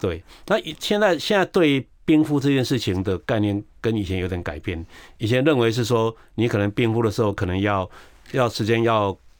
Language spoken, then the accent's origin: Chinese; Taiwan; 因为我们台湾人普遍蛋白质摄取。